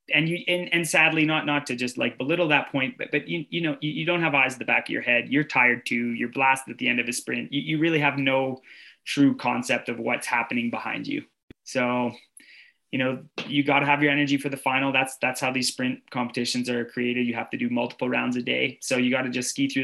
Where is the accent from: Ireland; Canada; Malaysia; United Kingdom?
Canada; now in Lillehammer, Norway; as a Canadian